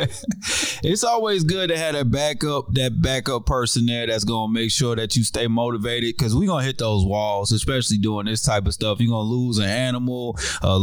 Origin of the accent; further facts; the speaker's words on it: New Jersey, United States; also born or lived in North Carolina; now in Georgia, United States; I'm in Georgia, but I grew up in Jersey